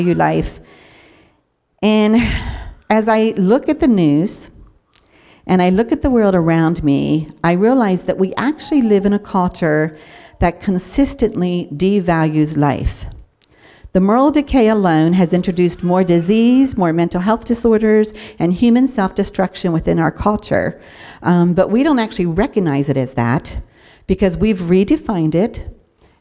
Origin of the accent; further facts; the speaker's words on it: York, Pennsylvania, United States; moved away as an adult; I was born and raised here in York, but then got married at a young age and kind of moved all over the country